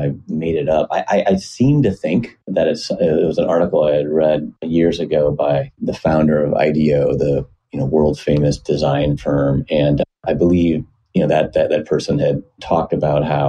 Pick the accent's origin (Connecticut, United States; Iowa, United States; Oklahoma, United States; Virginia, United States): Iowa, United States; moved away as an adult; now in Seattle, United States; Was born and raised in Iowa, decent-sized town. Well, small for anywhere else, but decent-sized for Iowa on the Mississippi River in the southeast corner of the state